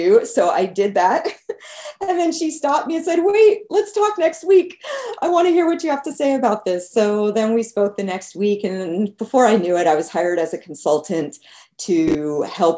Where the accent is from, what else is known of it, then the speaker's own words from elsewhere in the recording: New Jersey, United States; also born or lived in Los Angeles, California / California; now in North Carolina, United States; I was born in LA, in Los Angeles, in the United States, but I grew up in New Jersey